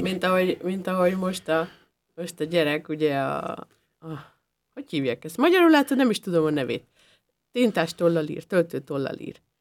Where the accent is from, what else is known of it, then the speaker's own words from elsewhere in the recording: Upper Hungary, Felvidék, Slovakia; now in Austria; én a, a felvidéki életemet én rögtön egy osztrák életre cseréltem